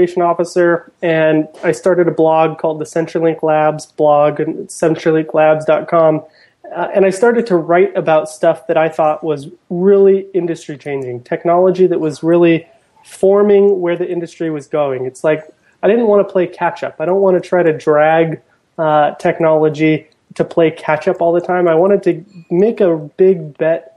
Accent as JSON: {"language": "English", "town": "Portland", "country": "United States", "said": "I'm from Portland"}